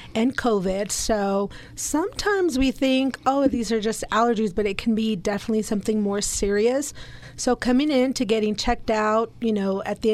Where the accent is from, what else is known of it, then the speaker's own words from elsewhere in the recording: Amarillo, Texas, United States; also born or lived in Eagle Pass, Texas; now in Dalhart, United States; I was born in Eagle Pass, Texas, so I was born down south, a border town. But I moved to Amarillo when I was two, so I claim Amarillo